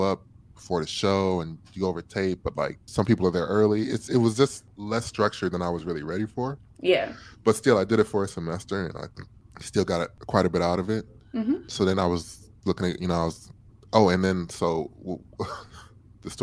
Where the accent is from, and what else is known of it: Michigan City, Indiana, United States; born or raised there; moved away as an adult; also born or lived in Columbus, Ohio